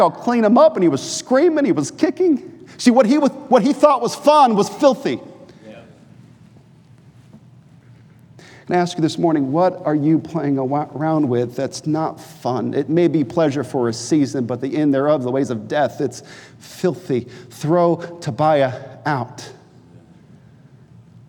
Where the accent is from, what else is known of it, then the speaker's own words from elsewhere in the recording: New Hampshire, United States; moved away; also born or lived in North Carolina; I'm from New Hampshire, not really North Carolina